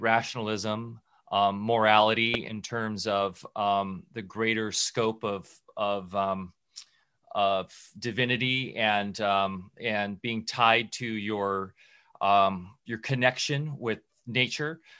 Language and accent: English; Southern California, United States; when I was a kid growing up in SoCal